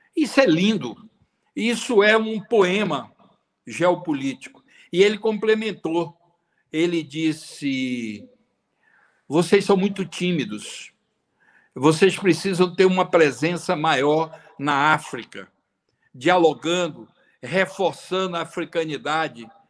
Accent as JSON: {"language": "Portuguese", "country": "Brazil"}